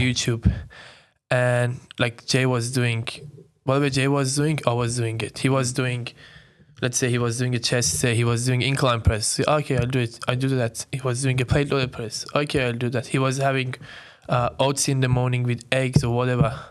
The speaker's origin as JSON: {"language": "English", "country": "Iran", "tie": "born or raised there", "moved": "as an adult", "lives_now": "Sydney, Australia", "said": "I'm, I'm born and raised in Iran. I came to Australia when I was nineteen"}